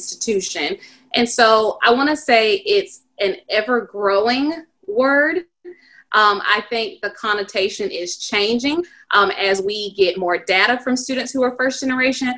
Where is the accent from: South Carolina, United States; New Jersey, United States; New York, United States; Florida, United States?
South Carolina, United States; my hometown, and it's a satellite or system campus of the University of South Carolina